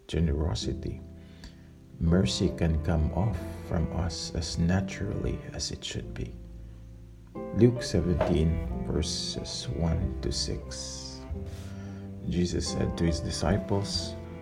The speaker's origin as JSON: {"language": "English", "country": "Philippines", "said": "I am from the Philippines."}